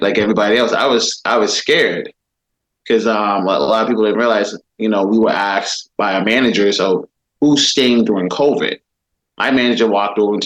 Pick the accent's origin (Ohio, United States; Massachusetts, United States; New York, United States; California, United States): Massachusetts, United States; Boston; Born and raised in Boston